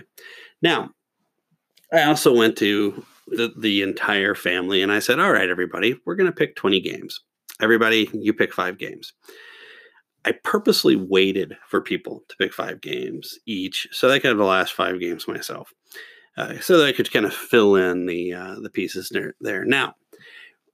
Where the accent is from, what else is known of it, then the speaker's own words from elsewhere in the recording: Kentucky, United States; I'm from Kentucky